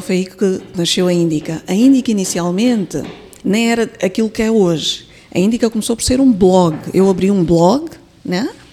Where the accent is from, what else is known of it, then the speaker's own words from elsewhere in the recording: Mozambique; Eu, eu sou moçambicana, nasci aqui, cresci uhum. aqui, estudei